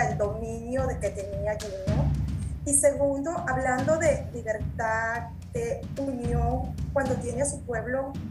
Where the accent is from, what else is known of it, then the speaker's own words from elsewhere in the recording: Venezuela; moved away as an adult; now in Mexico; yo soy extranjera porque soy nacida en Venezuela y tengo apenas seis años aquí